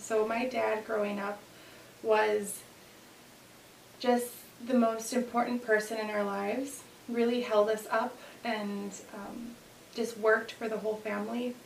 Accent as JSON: {"language": "English", "town": "Aurora", "region": "Illinois", "country": "United States", "tie": "born or raised there", "said": "born and raised here, so I'm Aurora, born and raised"}